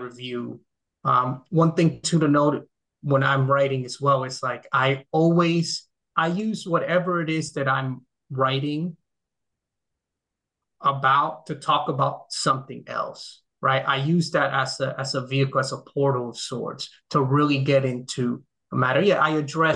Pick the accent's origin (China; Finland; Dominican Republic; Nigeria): Dominican Republic; now in United States; I grew up in the Dominican Republic, which is at least where I grew up there.